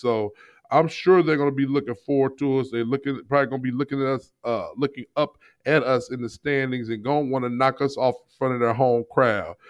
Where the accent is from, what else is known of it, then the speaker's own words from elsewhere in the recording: St. Louis, Missouri, United States; I'm from St. Louis